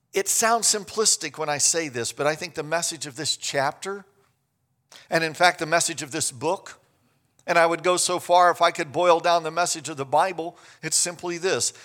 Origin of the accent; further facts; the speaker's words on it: Kansas, United States; I grew up in Kansas.